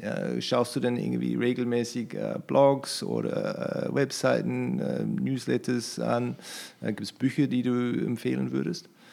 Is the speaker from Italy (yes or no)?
no; New Zealand; German is a second language; now in Germany; ich komme aus, aus Neuseeland